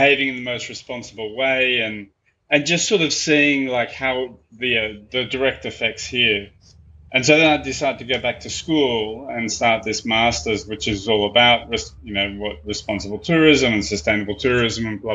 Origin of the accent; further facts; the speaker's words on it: Australia; moved away as an adult; now in Bali, Indonesia; I'm originally from Australia.